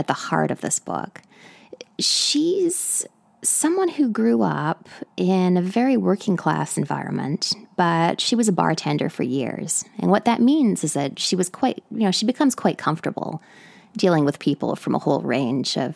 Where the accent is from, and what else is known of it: British Columbia, Canada; now in New York City, United States